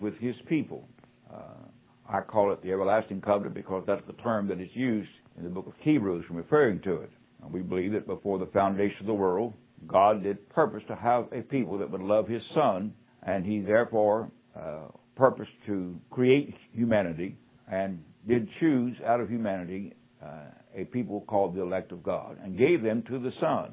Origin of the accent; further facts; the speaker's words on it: West Virginia, United States; also born or lived in Arkansas; now in Mississippi, United States; West Virginia is my home state